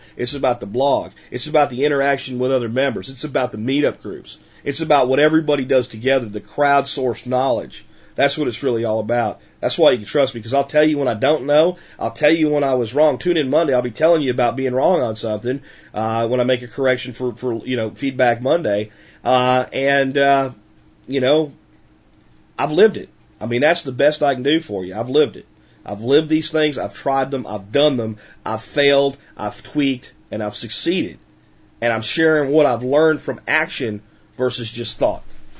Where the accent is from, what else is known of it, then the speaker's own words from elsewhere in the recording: United States; I know how to survive in America with very little, because I grew up in America with very little.